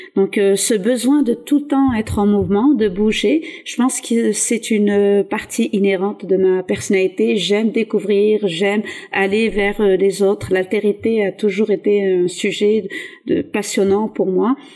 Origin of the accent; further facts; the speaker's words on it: south-east France, France; moved away; also born or lived in Atlas, Morocco; je viens du sud-est de la France et c'est pas la région la plus ouverte. Donc, le Front National a souvent des scores très hauts dans mon village, mon ancien village